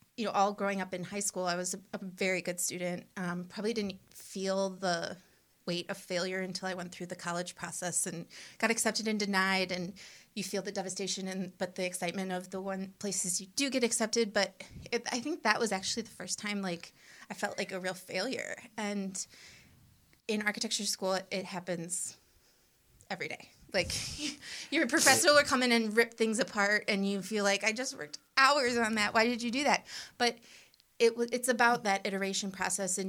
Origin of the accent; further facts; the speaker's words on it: Cleveland Heights, Ohio, United States; I grew up in Cleveland Heights.